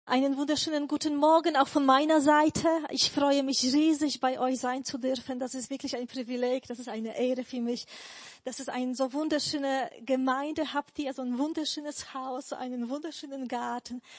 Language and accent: German; Poland; German is a second language; now in Germany; Also ich bin eigentlich ursprünglich oder geboren bin ich in Polen, aber seit 20 Jahren lebe ich schon hier in Deutschland